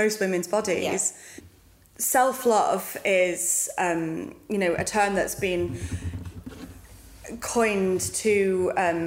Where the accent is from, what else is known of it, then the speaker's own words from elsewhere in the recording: United Kingdom; I'm British